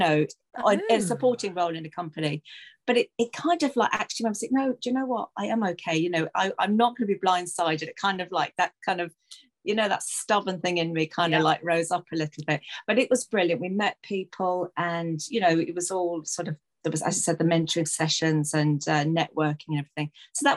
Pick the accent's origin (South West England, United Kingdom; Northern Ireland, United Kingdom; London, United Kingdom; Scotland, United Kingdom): London, United Kingdom; moved away; growing up in London, you know, we did the Irish dancing, the Irish music